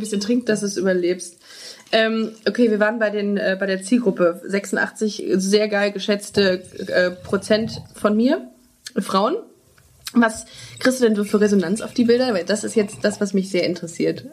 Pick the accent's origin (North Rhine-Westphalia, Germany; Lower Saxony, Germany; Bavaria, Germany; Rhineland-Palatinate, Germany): North Rhine-Westphalia, Germany; Düsseldorf; moved away as an adult; also born or lived in Würzburg; now in Cologne, Germany; ich komme ja ursprünglich aus Düsseldorf